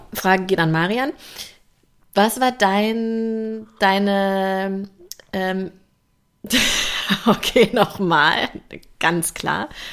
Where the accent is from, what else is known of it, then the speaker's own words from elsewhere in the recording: Bielefeld, North Rhine-Westphalia, Germany; now in Berlin, Germany; ich bin ja gebürtig aus Bielefeld